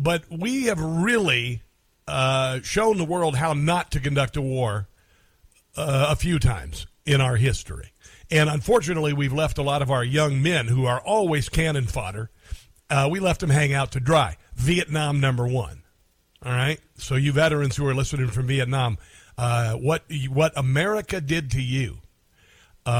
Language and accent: English; Omaha, Nebraska, United States; moved away; I grew up in Omaha, Nebraska, just outside of Omaha, Nebraska